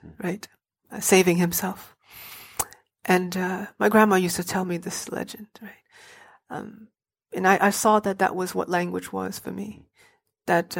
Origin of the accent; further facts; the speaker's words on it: Hartford, Connecticut, United States; I grew up in Hartford, and Hartford is a very tough neighborhood